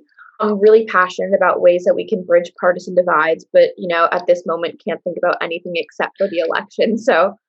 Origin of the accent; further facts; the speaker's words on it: New York City, New York, United States; I'm a senior from New York City